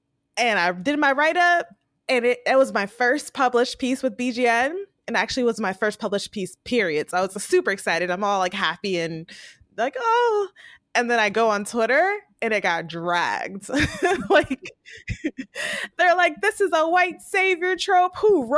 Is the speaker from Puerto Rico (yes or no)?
yes; Puerto Rico; I grew up in Puerto Rico as a kid.